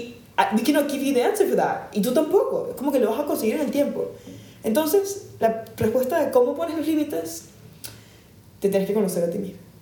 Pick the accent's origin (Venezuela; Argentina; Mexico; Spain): Venezuela; Caracas, Capital District; moved away; hasta que yo me fui de Caracas